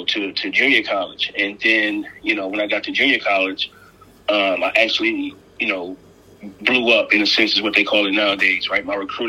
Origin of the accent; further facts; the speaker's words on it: Jersey City, New Jersey, United States; moved away as an adult; also born or lived in Hutchinson, Kansas / Indiana; I'm originally from Jersey City, New Jersey. Born and raised. I attended PS 41, for those listeners that may be familiar with Jersey City. Mm-hmm. And I attended Snyder High School.